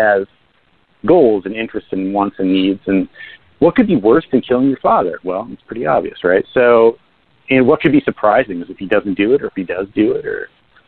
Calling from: New Jersey, United States; Hey, it's … calling from the sunny state of New Jersey.

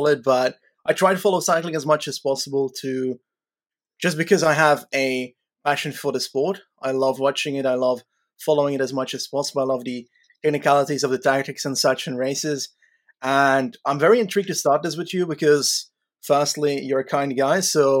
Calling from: Belgium; I am calling in from Belgium.

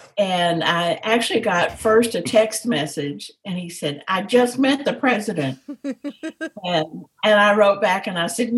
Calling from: Dallas, Texas, United States; From Dallas, Texas. So at home, just in the den.

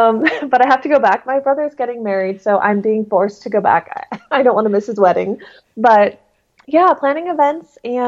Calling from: Hook, South East England, United Kingdom; Today I'm in London. I'm actually in Hook Haunts, or Hook, Hampshire, which is about an hour outside of the city.

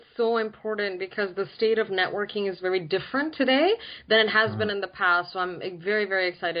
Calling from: San Francisco Bay Area, California, United States; So I'm calling from the San Francisco Bay Area. Very excited. West Coast.

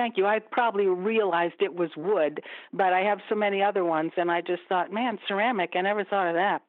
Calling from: Fairlawn, United States; from Fairlawn, talking to my two favorite people.

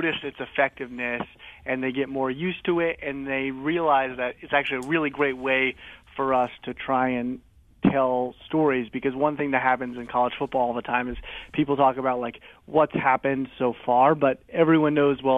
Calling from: Bristol, Connecticut, United States; I'm calling in from Bristol, Connecticut, the office.

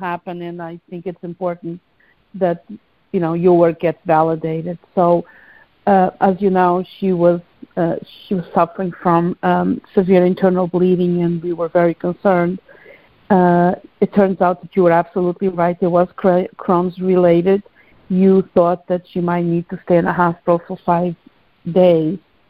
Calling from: New Jersey, United States; Hi, this is … from New Jersey. How are you both?

